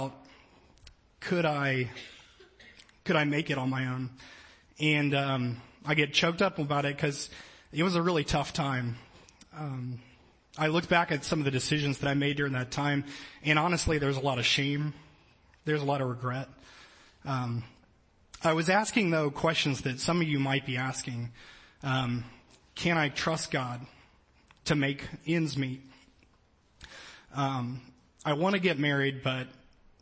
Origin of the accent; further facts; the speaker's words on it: New Orleans, Louisiana, United States; moved away; I grew up in New Orleans, Louisiana